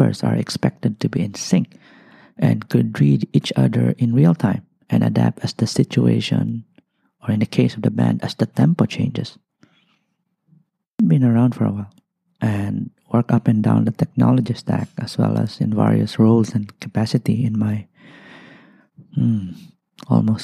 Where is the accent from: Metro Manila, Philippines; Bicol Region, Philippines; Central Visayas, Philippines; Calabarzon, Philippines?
Bicol Region, Philippines; Albay; moved away as an adult; also born or lived in Malaysia; now in Singapore; I'm from a country called the Philippines. I grew up in a place known as Albay